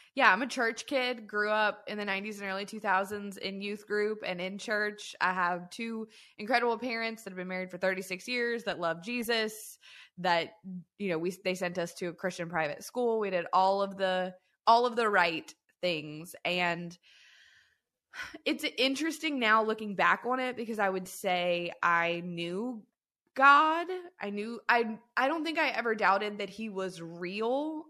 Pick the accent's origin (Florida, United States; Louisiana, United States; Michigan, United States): Louisiana, United States; southern; I grew up in the South, I'm from, like, the tip of the boot of Louisiana, never lived anywhere else.